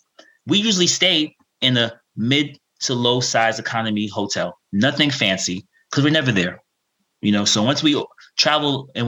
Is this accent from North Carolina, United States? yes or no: no; New York City, New York, United States; first language Russian; English is a second language; also born or lived in Thailand; I'm from New York City, so I live near Rockefeller Center.